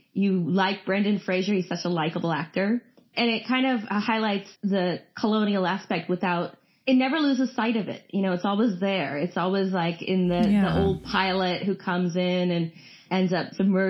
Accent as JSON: {"language": "English", "country": "India", "said": "I love action movies, and I'm Indian"}